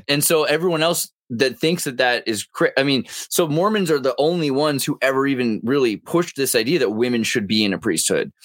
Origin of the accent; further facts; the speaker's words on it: California, United States; as a Californian